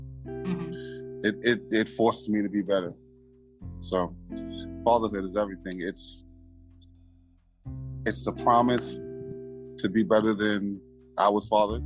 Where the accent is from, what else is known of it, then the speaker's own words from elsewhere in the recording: New York City, New York, United States; I am from New York City. I am a melanated American from America, the state of New York, the city of New York, born in the borough of Brooklyn, raised in the borough of Harlem